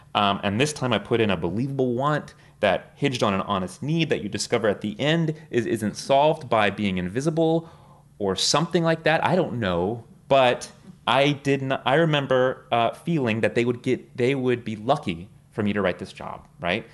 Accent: South Texas, United States; now in New York, United States; I was born and raised in Texas

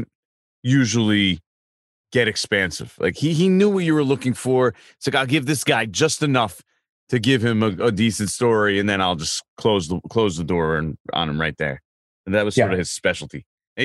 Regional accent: New Jersey, United States; also born or lived in Philadelphia; I'm not even from Philly. I'm from Jersey, but I worked in Philly

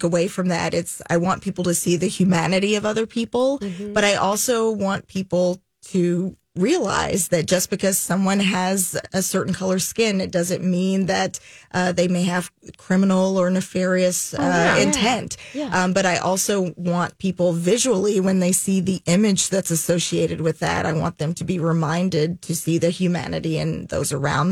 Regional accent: Jackson, Tennessee, United States; moved away; also born or lived in Chattanooga, Tennessee; Jackson, which is where I grew up

